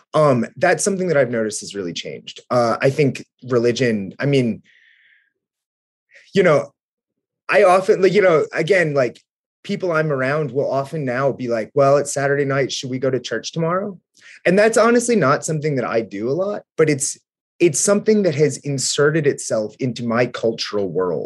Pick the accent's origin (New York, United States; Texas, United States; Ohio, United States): Ohio, United States; Southwestern; the conservatism that I grew up in Southwestern Ohio around